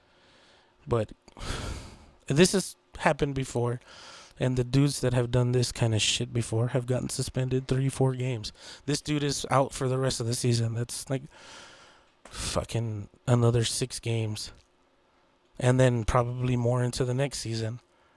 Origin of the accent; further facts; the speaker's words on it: Texas, United States; I'm from Texas.